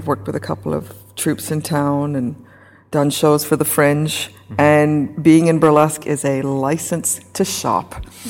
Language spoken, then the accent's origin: English; England, United Kingdom; now in Saskatchewan, Canada; I'm originally from England.